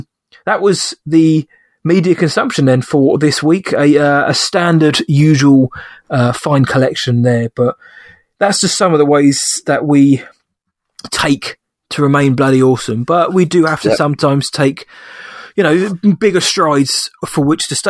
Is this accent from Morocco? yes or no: no; United Kingdom; a Brit myself